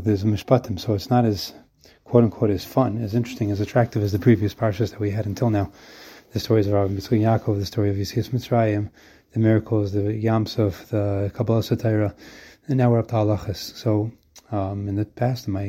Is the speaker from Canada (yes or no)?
no; United States; also born or lived in Brooklyn; now in Israel; I'm an American guy who lives in Israel.